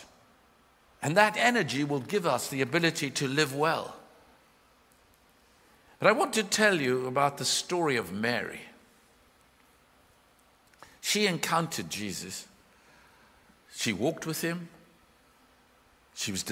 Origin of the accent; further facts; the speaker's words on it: South Africa; I was born in South Africa